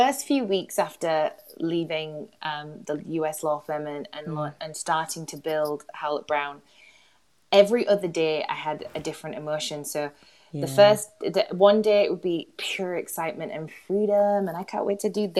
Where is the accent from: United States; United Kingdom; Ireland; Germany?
United Kingdom; Huddersfield, Yorkshire and the Humber; moved away as an adult; now in London, United Kingdom; I grew up in Huddersfield